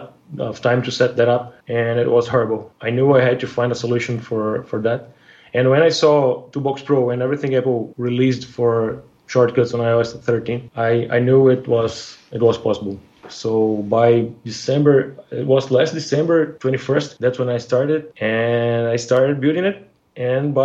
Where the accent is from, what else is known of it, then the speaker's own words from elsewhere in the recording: Brazil; now in Rio de Janeiro, Brazil; I'm from Brazil. I've been living in Rio de Janeiro since last October when my company moved me here